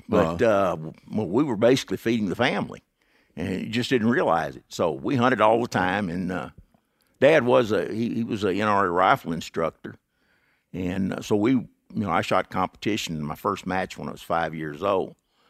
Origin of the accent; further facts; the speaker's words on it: Texas, United States; East Texas.